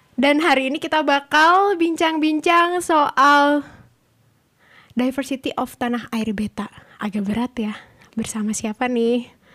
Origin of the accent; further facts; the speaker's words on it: Java, Indonesia; Aku Jawa